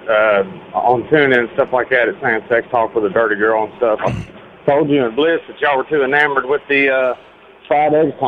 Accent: Tennessee, United States; I'm from Tennessee.

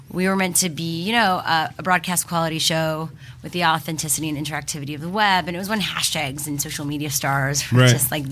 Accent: Montreal, Quebec, Canada; moved away; I grew up in Montreal

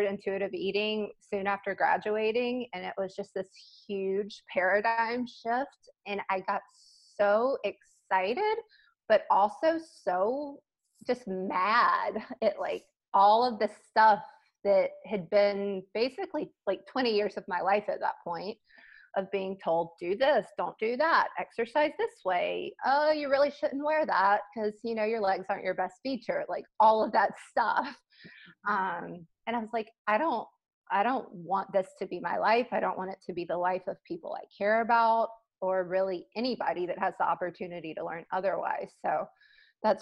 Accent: South Mississippi, United States; growing up in South Mississippi, very close to New Orleans

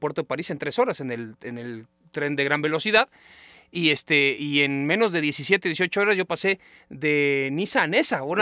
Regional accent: Spain; Yo, soy de España, ¿no?

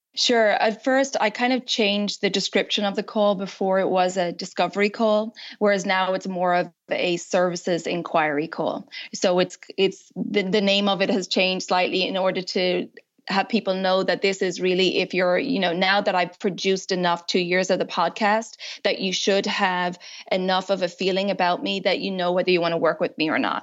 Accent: Ireland; moved away as an adult; also born or lived in United States; now in France; I'm originally from Ireland

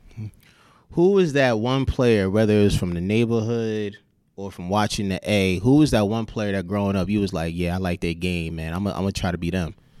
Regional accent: New York, United States; I'm from New York

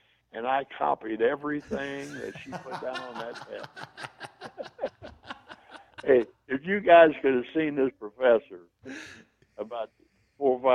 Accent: Terre Haute, Indiana, United States; I was from Terre Haute

